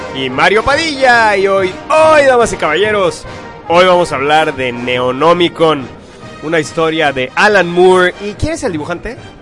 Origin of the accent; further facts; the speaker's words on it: Mexico; lo bonito que somos los mexicanos